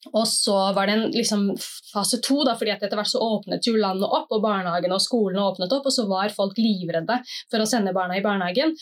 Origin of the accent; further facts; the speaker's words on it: Oslo, Norway; bydelsoverlege i bydel Gamle Oslo, hvor jeg er fra. Jeg bor på Tøyen